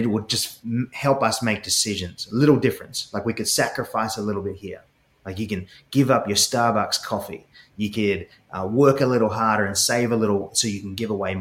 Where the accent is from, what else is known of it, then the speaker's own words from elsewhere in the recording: Sydney, New South Wales, Australia; accent: Aussie; now in United States; I grew up in Sydney, Australia